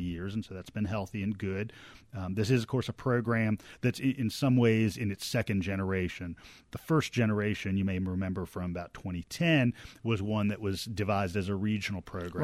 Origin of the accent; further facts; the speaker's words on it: Norfolk, Virginia, United States; now in Athens, United States; growing up in Norfolk, Virginia